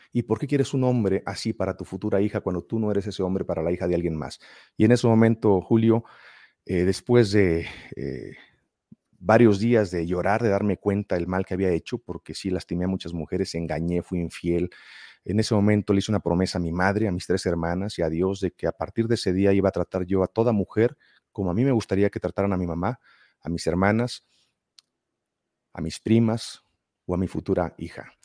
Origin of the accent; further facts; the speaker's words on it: Mexico; De México